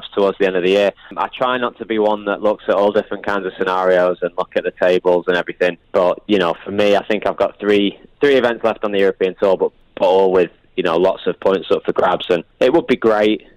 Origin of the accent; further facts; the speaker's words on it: United Kingdom; I'm British